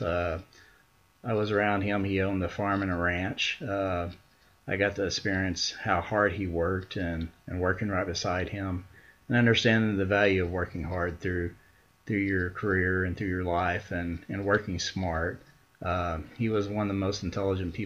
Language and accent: English; Ardmore, Oklahoma, United States; I was born July 1977 in Ardmore, Oklahoma